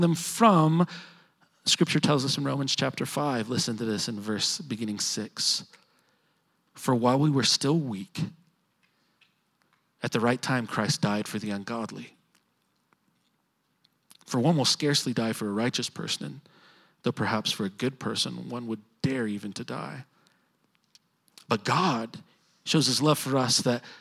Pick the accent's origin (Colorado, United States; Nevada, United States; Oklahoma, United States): Oklahoma, United States; Edmond; I grew up living in Edmond